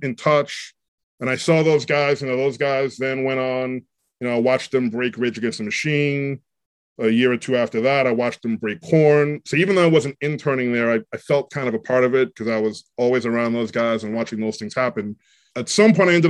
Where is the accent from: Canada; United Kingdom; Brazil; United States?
United States; New York City, New York; New York City. Grew up in Queens, but I went to high school in Manhattan